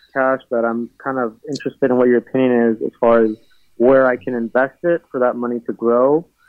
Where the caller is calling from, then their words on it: Irvine, California, United States; I'm calling from Irvine. I just had a quick question. I'm 24 years old.